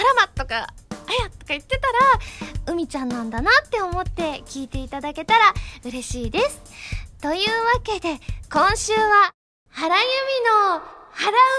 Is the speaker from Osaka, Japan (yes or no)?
yes; Osaka, Japan; 割と大阪人